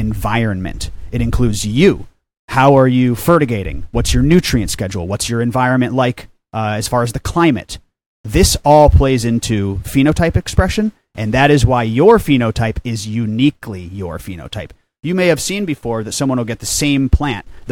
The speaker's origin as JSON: {"language": "English", "town": "Chicago", "region": "Illinois", "country": "United States", "also_born_or_lived": "Humboldt County, California / Hawaii", "moved": "as an adult", "said": "I'm from the Chicagoland area"}